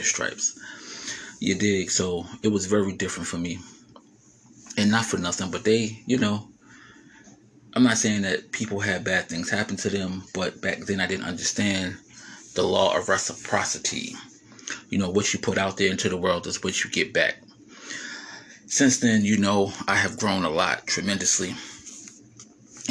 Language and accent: English; New Jersey, United States; I am from Jersey